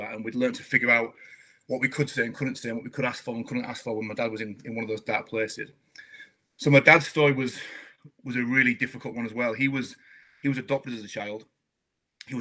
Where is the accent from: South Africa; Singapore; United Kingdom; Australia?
United Kingdom; Scarborough, Yorkshire and the Humber; I was raised in Scarborough